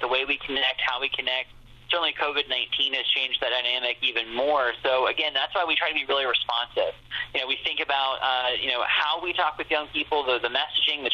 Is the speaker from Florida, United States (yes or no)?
no; Springfield, Ohio, United States; moved away as an adult; I'm originally from Springfield and grew up in Ohio